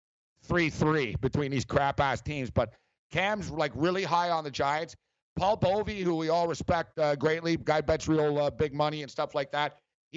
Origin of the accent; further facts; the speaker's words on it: Montreal, Quebec, Canada; We're both from Montreal. And me and Captain Kirk went to the same high school.